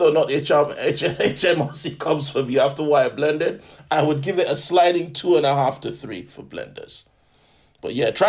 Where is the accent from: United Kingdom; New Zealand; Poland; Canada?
United Kingdom; London; As a Londoner, can you imagine, like, Boris Johnson?